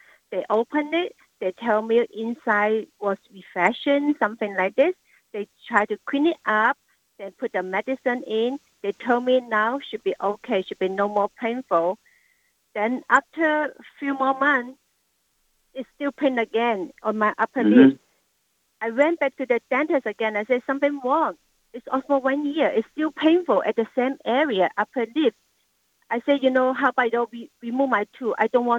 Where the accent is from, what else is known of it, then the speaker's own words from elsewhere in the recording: Hong Kong; now in San Francisco, United States; Oh, Hong Kong.